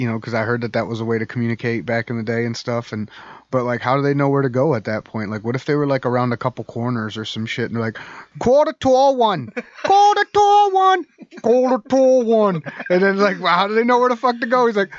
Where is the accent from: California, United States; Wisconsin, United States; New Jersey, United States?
New Jersey, United States; accent: New Jersey; Sorry, that was my New Jersey accent. Sorry, Nana.